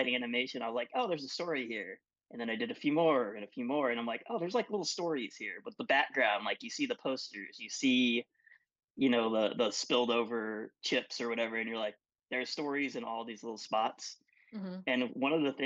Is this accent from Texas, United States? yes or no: yes; West Texas, United States; where I grew up in West Texas